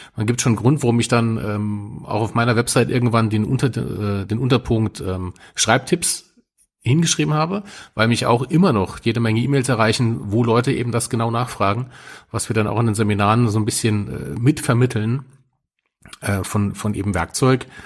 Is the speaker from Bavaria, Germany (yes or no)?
no; Saarland, Germany; als Saarländer und in Nähe zu Frankreich